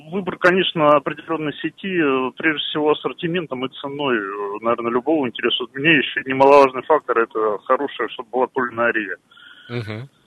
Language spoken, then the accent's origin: Russian; Kemerovo, Kemerovo Oblast, Russia; now in Krasnoyarsk, Russia; в Кемерово, в моем родном городе